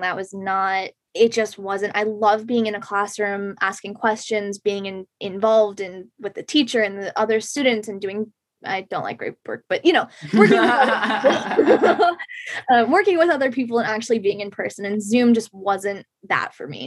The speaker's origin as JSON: {"language": "English", "town": "Shrewsbury", "region": "Massachusetts", "country": "United States", "tie": "born or raised there", "said": "I grew up in Shrewsbury, Massachusetts"}